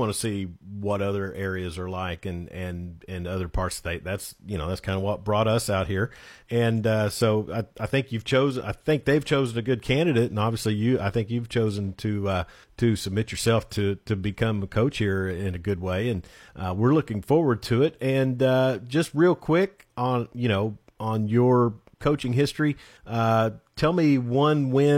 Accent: Coweta, Oklahoma, United States; moved away; growing up in Coweta, Oklahoma

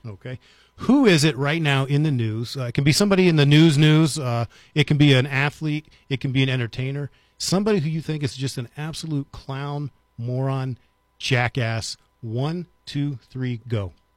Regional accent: United States; now in Las Cruces, United States; I grew up right outside of Washington, D C

